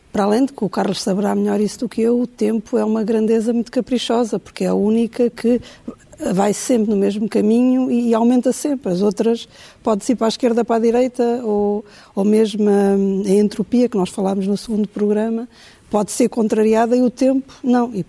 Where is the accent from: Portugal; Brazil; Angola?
Angola; pessoas com Uh, experiências uh, disruptoras, como por exemplo o meu caso, que vim de Angola, que tive acidentes, etc., marcam sempre um antes e um depois.